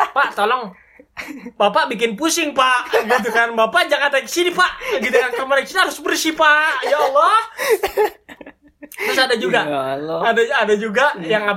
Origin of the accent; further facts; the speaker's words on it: Tebet, Jakarta, Indonesia; Gue kan, gue kan dari Tebet ya. Tebet itu kan uh, istilahnya masih sepi lah.